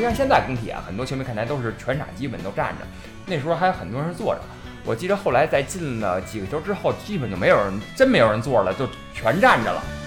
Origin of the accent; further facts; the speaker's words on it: Beijing, China; 我呢，这个住址呢，就是老南城人啊，这个磁器口一带长大的